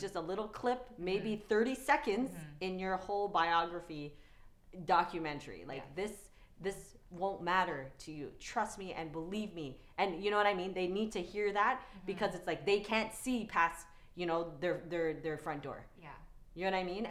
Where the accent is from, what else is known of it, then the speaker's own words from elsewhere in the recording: Toronto, Ontario, Canada; I grew up in Regent Park before it was gentrified